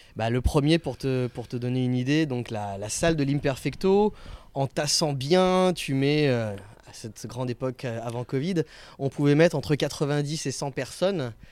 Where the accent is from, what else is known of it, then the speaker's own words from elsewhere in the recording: Picardy, Hauts-de-France, France; moved away as an adult; also born or lived in Florida, United States; now in Barcelona, Spain; moi, je suis de Picardie à la base